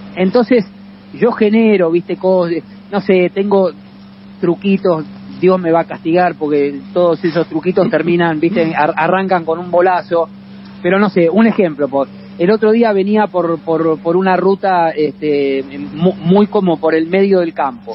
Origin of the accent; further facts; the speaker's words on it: Argentina; de Argentina